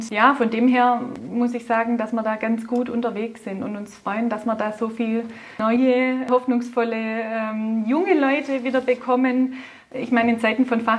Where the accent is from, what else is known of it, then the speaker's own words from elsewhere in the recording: Baden-Württemberg, Germany; accent: Swabian; Wir sind Schwaben, ich gehe davon aus, man hört das auch an meinem Dialekt.